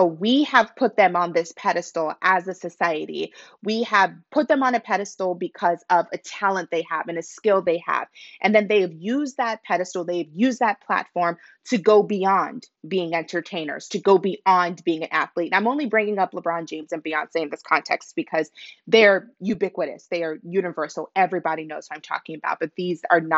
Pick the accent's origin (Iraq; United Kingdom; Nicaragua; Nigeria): Nigeria; I'm Nigerian myself